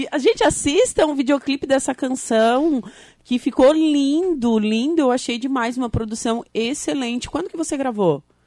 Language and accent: Portuguese; Torres, Rio Grande do Sul, Brazil; moved away as an adult; now in Araranguá, Brazil; Eu sou de Torres